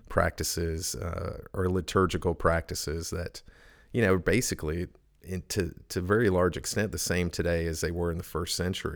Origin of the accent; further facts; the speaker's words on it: Edmond, Oklahoma, United States; moved away as an adult; also born or lived in Charleston, South Carolina / James Island, South Carolina / Pittsburgh; now in Elizabeth City, United States; I grew up in Oklahoma. Edmond